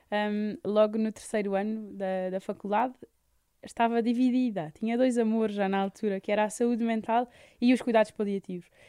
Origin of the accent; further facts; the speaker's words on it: Lisbon, Portugal; born there; Nasci em Lisboa.